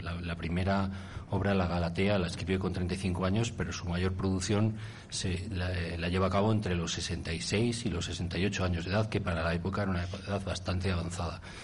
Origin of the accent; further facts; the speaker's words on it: Castronuño, Castile and León, Spain; mi pueblo, que es Castro Nuño